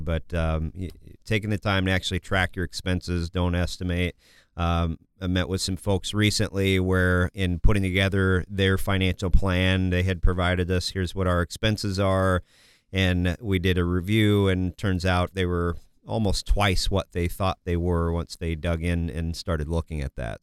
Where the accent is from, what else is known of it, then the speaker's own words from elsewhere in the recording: Kansas, United States; also born or lived in Massachusetts; now in Minnesota, United States; I was born in Massachusetts, grew up in Kansas